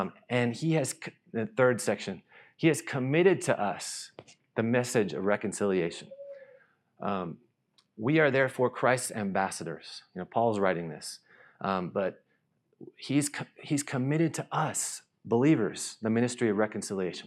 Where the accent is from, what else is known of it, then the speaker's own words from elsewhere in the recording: North Carolina, United States; moved away as an adult; also born or lived in Nashville; now in Thailand; I grew up in North Carolina